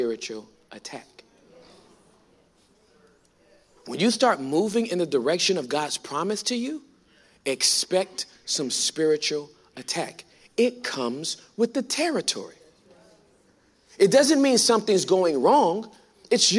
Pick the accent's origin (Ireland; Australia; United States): United States; California; moved away as an adult; now in Texas, United States; I'm from California